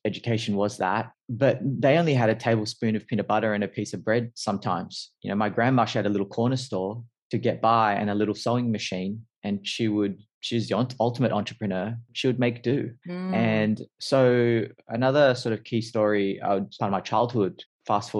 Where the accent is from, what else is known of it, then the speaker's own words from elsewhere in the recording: Sydney, New South Wales, Australia; as you could probably tell from my accent, quite quickly, I'm from Australia, specifically Sydney.